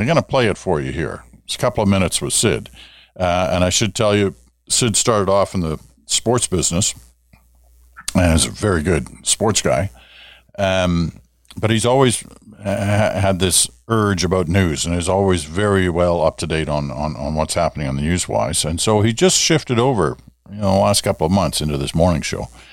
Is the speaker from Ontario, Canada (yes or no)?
yes; Ottawa, Ontario, Canada; growing up in Ottawa